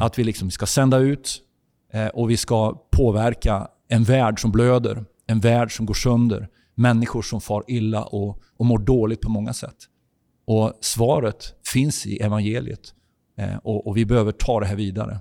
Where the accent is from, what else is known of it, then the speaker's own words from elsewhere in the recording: Sweden; jag kommer från Sverige